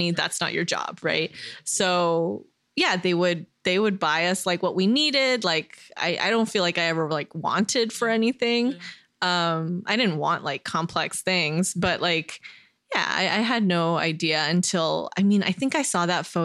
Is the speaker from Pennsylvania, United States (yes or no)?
no; Downey, California, United States; also born or lived in Fayetteville, North Carolina; when I was a kid, um, grew up in LA, mm-hmm. uh, close to Koreatown, actually in Downey, California.